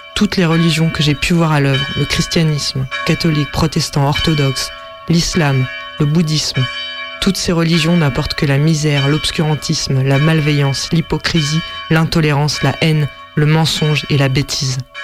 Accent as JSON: {"language": "French", "area": "Vendée", "region": "Pays de la Loire", "country": "France", "tie": "born or raised there", "said": "Je suis né en Vendée, le pays du cul du fou et de Devilliers"}